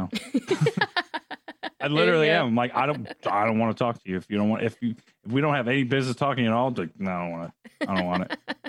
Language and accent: English; New York, United States; also born or lived in California; Could be just the New York thing. But I was born in California.